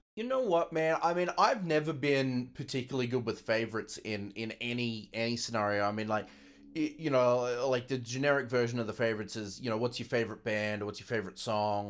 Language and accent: English; Brisbane, Queensland, Australia; moved away as an adult; now in Las Vegas, United States; back in my hometown, Brisbane, Australia